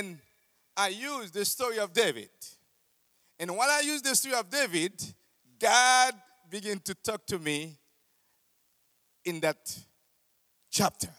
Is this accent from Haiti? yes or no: yes; Haiti